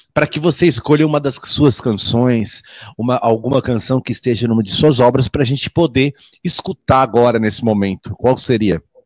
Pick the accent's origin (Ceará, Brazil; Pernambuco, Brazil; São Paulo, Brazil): São Paulo, Brazil; Santos; sou natural de Santos